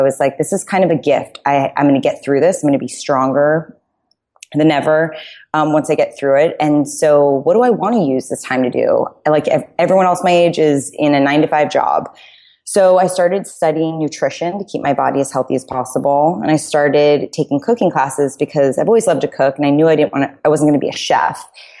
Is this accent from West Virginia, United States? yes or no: no; New York City, New York, United States; But I grew up in New York City.